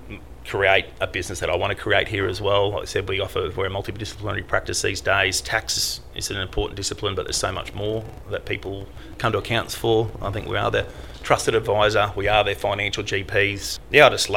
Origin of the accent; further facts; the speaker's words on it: Ipswich, Queensland, Australia; my office here is 5 kilometres away from where I grew up, which is Leichhardt